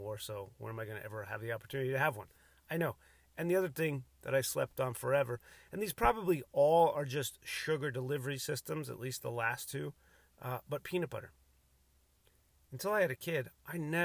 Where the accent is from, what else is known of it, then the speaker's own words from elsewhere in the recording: Cook County, Illinois, United States; also born or lived in Ireland (ancestry); now in San Diego area, United States; I was born in Cook County, Illinois